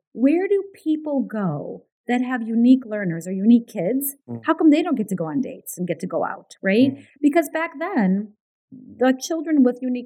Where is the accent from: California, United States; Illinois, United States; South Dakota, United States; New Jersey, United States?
Illinois, United States; Chicago; first language Ukrainian; English is a second language; moved away as an adult; now in Canada; I grew up in Chicago in a really what we call a Ukrainian ghetto